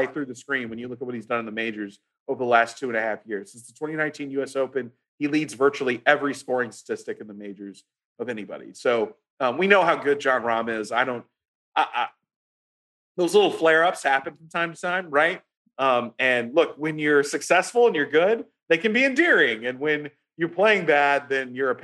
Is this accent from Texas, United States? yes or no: yes; Houston, Texas, United States; I'm from Houston.